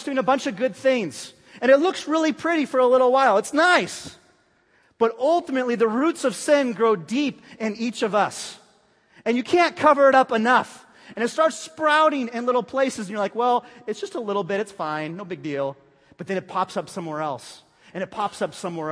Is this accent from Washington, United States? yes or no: no; Bay Area, California, United States; moved away; I was from the Bay Area